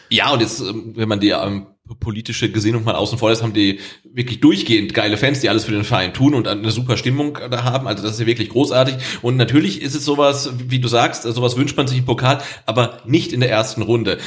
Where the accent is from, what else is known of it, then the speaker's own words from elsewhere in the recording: Weinstadt, Baden-Württemberg, Germany; Bei uns in Endersbach